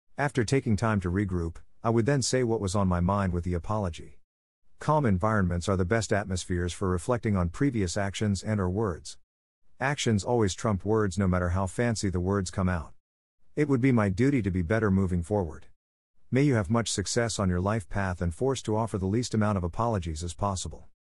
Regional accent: New York City, New York, United States; being from New York City and having a teenager.

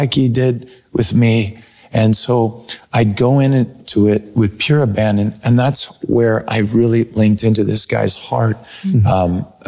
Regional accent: Mount Vernon, United States; my hometown, Mount Vernon

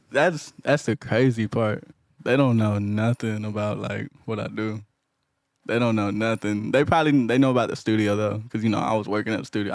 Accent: Houston, Texas, United States; I'm from Houston

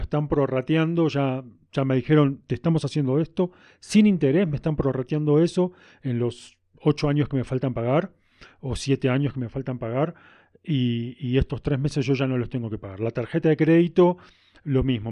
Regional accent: Argentina; now in Cusco, Peru; a pesar de mi acento, soy, que soy argentino, vivo en Cusco, Perú

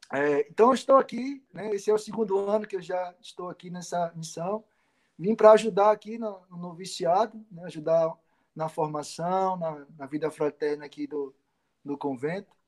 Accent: Pedras de Fogo, Paraíba, Brazil; also born or lived in João Pessoa; sou natural da Paraíba, lá no Nordeste. Né? Nasci em João Pessoa.

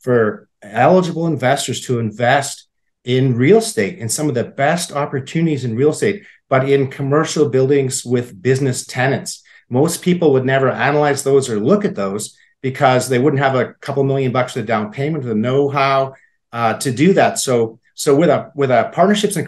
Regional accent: Saskatoon, Saskatchewan, Canada; also born or lived in Alberta / British Columbia; I grew up in Saskatoon. I still live in Saskatoon.

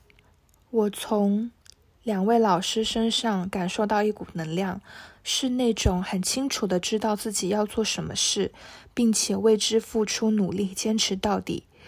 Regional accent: Shenzhen, Guangdong, China; 我来自深圳。

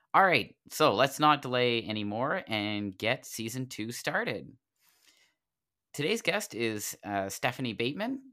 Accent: New Ross, Nova Scotia, Canada; I grew up in New Ross

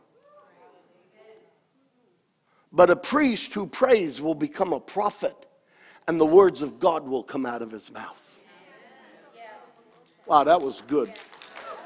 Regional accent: New York, United States; I grew up in New York. I mean, we played tackle on the cobblestone streets of New York

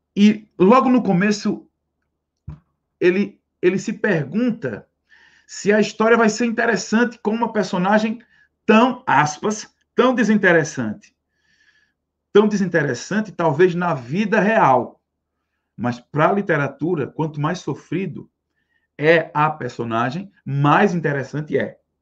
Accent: Northeast Region, Brazil; nós temos orgulho de ser nordestinos

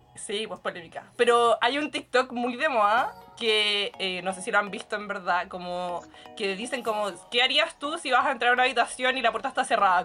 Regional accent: Santiago, Santiago Metropolitan Region, Chile; desde Santiago, como ya me presentaron, he vivido acá toda mi vida, así que soy muy santiaguina

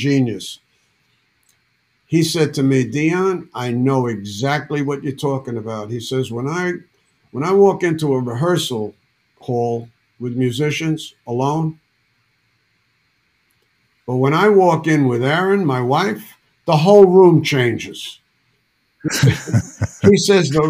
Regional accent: New York City, New York, United States; I'm from Bronx, New York City. Nobody listened to country music in Bronx

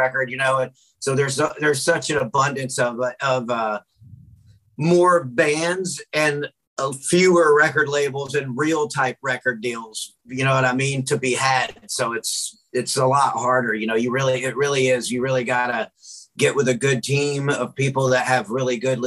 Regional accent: Memphis, Tennessee, United States; moved away as an adult; now in Houston, United States; I live in Houston, even though I'm originally from Memphis. I've lived in Houston since 2009.

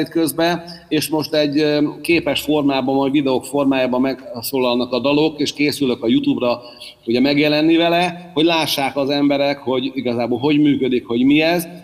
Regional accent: Hungary; magyar vagyok

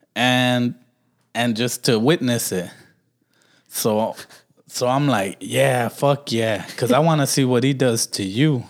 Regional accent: Milwaukee, Wisconsin, United States; growing up in Milwaukee

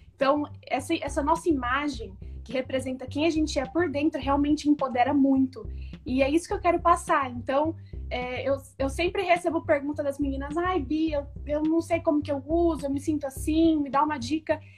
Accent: São José do Rio Preto, São Paulo, Brazil; sou do interior de São Paulo, de Rio Preto

